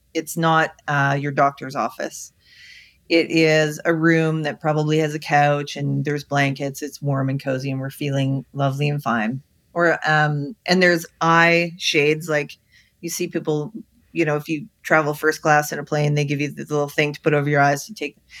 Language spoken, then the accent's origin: English; Canada; I'm Canadian